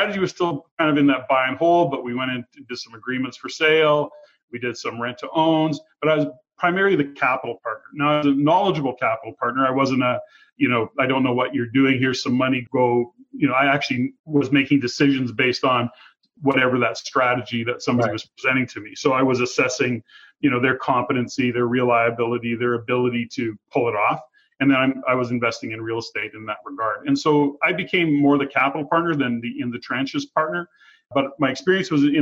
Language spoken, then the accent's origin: English; Edmonton, Alberta, Canada; moved away as an adult; now in Fraser Valley, Canada; I was born and raised in Edmonton, although I live in the Lower Mainland today and have for about 11 years, well, Fraser Valley to be specific.